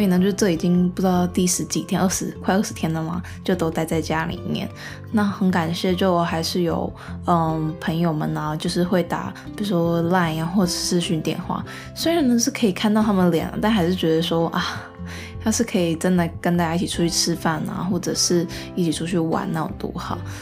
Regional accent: Taiwan; 我们就台湾人

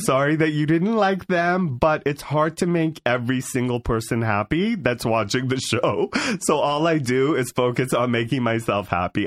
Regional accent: Beverly Hills, California, United States; also born or lived in San Fernando Valley, California; I grew up in Beverly Hills, California

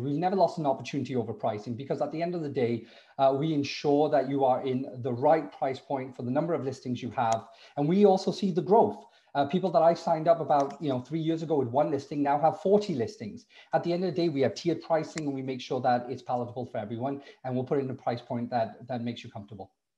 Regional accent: Wales, United Kingdom; also born or lived in Bristol / Cardiff; now in Toronto, Canada; I'm from Wales originally

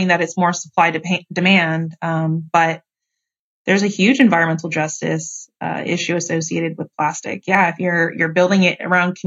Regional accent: California, United States; moved away; also born or lived in Georgia; I'm from California, but I also lived in Georgia. I lived for high school

